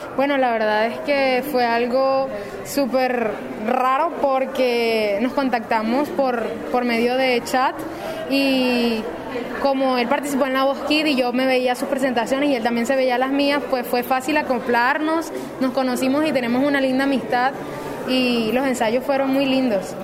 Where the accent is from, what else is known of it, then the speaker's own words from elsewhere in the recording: La Guajira, Colombia; yo soy de La Guajira